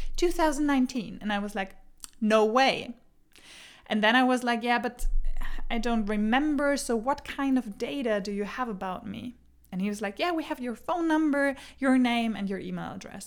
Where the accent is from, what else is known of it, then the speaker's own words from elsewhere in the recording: Germany; English is a second language; now in Denmark; I grew up in Germany. I moved to Denmark